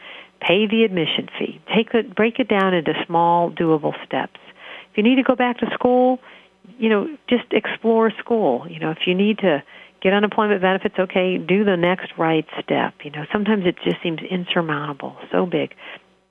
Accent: hometown of The Plain Dealer, Ohio, United States; work for this paper in my hometown where I'm living

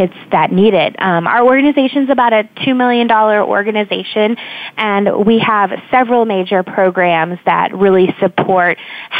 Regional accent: Kansas City, United States; moved away as an adult; now in Washington, D.C., United States; I'm from Kansas City, and growing up, I mentored for a young woman with Down syndrome

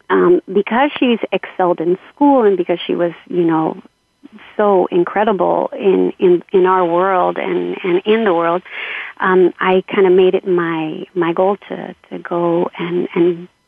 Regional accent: Los Angeles, California, United States; grew up in Southeast LA um, uh, in a family of seven children

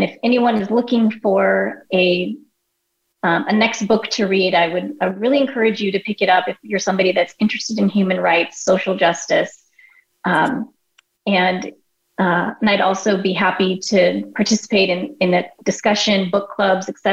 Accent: United States; My parents are immigrants from India. I was born and raised in the United States along with my two siblings.

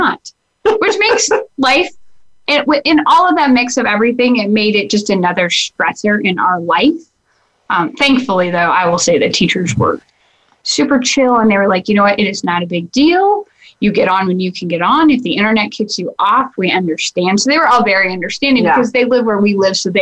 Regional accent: Lamar, Colorado, United States; I'm from Lahana, Colorado. Those of you who don't know, major southeast portion of the state

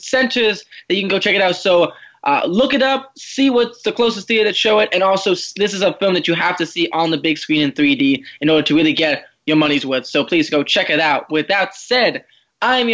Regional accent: Washington, United States; moved away; I come from Washington

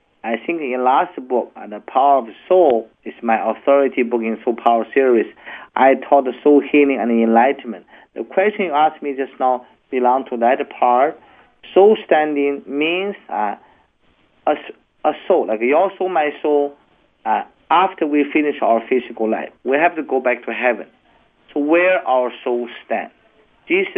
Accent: China; my great parents were such poor people in China, in the mountain, and I grew up also

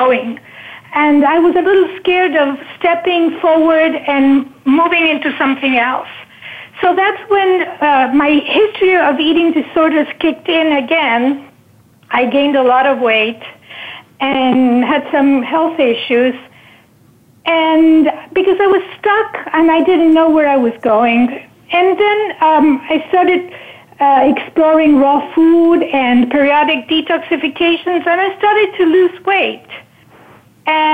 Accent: Argentina; moved away as an adult; also born or lived in Northern California; now in United States; I was born in Argentina, and when situations became difficult in the early 80s, after the military dictatorship, I decided to, after I married and I had two daughters

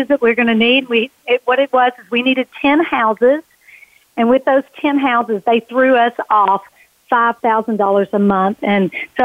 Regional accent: Kentucky, United States; It started in Kentucky. I was born in Kentucky, and I was raised by parents

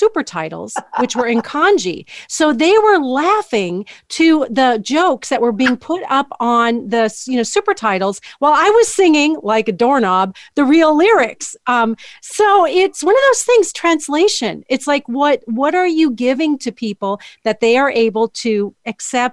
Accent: North Dakota, United States; now in New York City, United States; I'm originally from North Dakota. I live in New York City now.

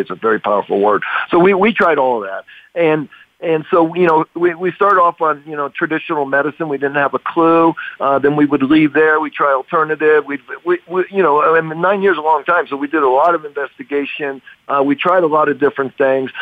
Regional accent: United States; I grew up in America

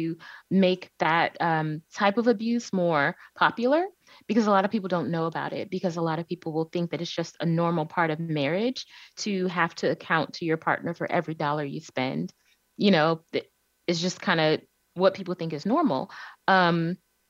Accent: Cleveland, Ohio, United States; I'm originally from Cleveland, Ohio. That's where I was born and raised

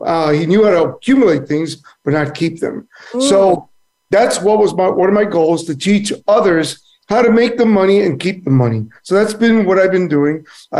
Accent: Cuba; born there; moved away; also born or lived in Miami / Joliet, Illinois; Well, I was born in a foreign country. I was born in Cuba. And my father felt communism would escape, would rule the country. So we escaped.

